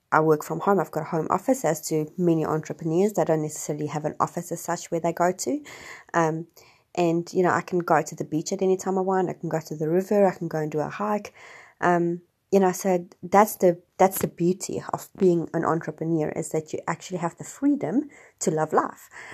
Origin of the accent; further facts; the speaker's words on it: South Africa; growing up in South Africa